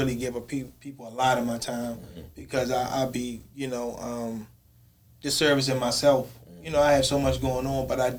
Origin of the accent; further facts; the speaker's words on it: Baltimore, Maryland, United States; growing up in West Baltimore